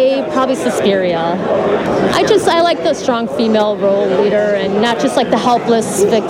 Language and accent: English; Chicago, Illinois, United States; now in Niles, United States; I am from Chicago, Illinois, but I now live in Niles, Illinois.